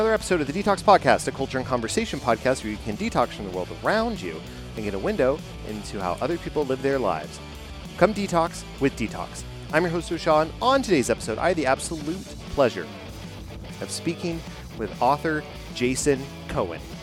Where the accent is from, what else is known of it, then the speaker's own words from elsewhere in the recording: Dallas Fort Worth area, Texas, United States; growing up in the Dallas Fort Worth area, um, uh, I grew up with the Fort Worth Fire